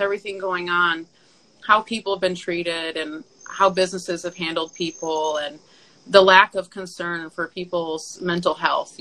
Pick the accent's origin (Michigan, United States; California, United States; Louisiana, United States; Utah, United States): Michigan, United States; moved away; I'm from Michigan.